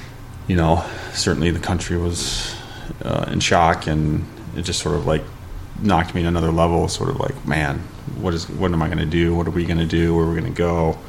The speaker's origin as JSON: {"language": "English", "region": "Ohio", "country": "United States", "said": "I think where we came from Ohio was kind of an extreme of not just it's Ohio and bad weather"}